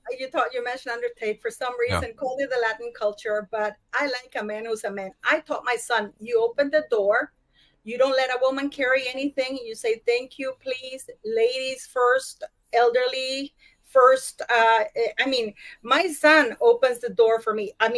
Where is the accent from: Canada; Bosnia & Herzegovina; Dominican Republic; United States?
Canada; I'm worried because I'm Canadian, you know, is that going to follow to Canada now?